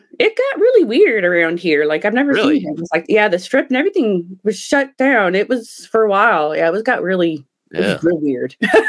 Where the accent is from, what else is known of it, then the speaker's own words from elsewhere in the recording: Illinois, United States; also born or lived in Texas / Alabama; now in Las Vegas, United States; I'm actually from Illinois. I was born in Illinois.